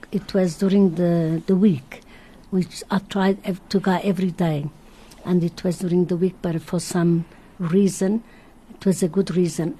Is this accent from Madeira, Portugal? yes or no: yes; Madeira, Portugal; now in South Africa; I was born in Madeira. I'm here 49 years.